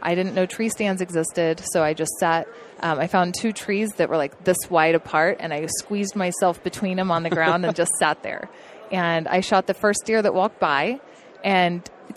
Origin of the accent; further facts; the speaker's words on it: Oklahoma, United States; now in Montana, United States; Grew up in Oklahoma